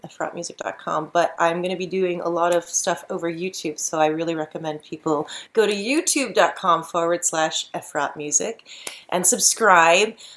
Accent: Tennessee, United States; I grew up in Tennessee with parents from Israel who were very liberal

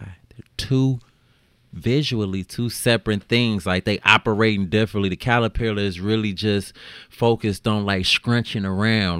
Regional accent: Chicago, Illinois, United States; growing up in Chicago

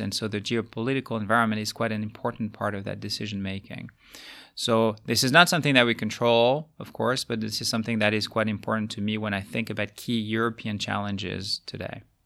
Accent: France; moved away as an adult; also born or lived in United States / Asia; now in Luxembourg; my home country being France

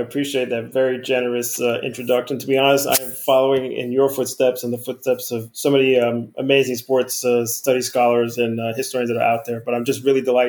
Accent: New York City, New York, United States; growing up in the Bronx

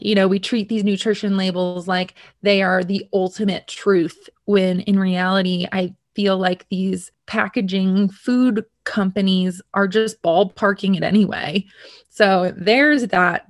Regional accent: United States; I'm from America

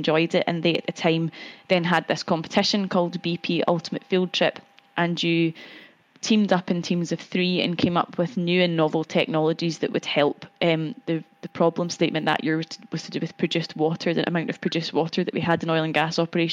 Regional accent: Cumbernauld, Scotland, United Kingdom; moved away as an adult; also born or lived in Glasgow; now in London, United Kingdom; I grew up in Glasgow and I stayed in Glasgow for university

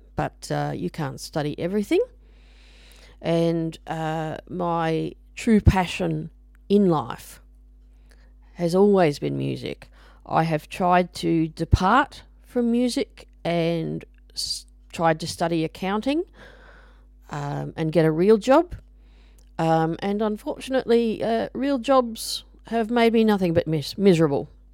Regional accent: Brisbane, Queensland, Australia; I grew up in Brisbane, uh, the capital of Queensland, Australia.

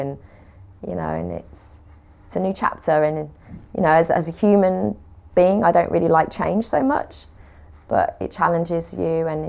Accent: West Midlands, United Kingdom; accent: Brummie; They couldn't understand the Brummie accent, unfortunately.

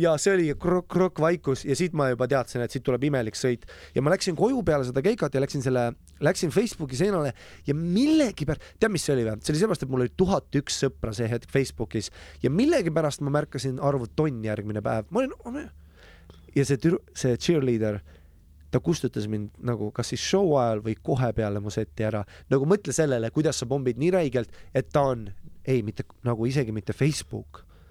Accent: Lapland, Finland; moved away; also born or lived in Estonia; Soomes kasvasin, Lapimaal suure osa oma väga nagu noorest lapsepõlvest ülesse

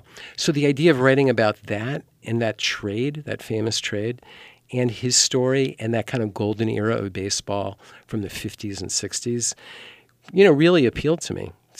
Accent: New York, United States; also born or lived in Southern California; And I didn't even live in Ohio. You know, I grew up in New York and Southern California.

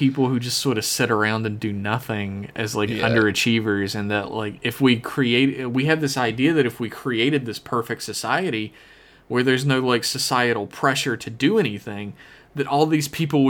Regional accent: the South, United States; I grew up in the South, is that if people were given the chance in the South to do almost anything, I feel like we would have so many farms.

